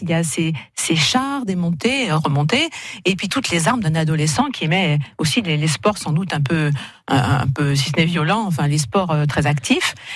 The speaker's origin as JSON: {"language": "French", "town": "Saint-Étienne", "region": "Auvergne-Rhône-Alpes", "country": "France", "moved": "as an adult", "lives_now": "Montpellier, France", "said": "je suis stéphanoise"}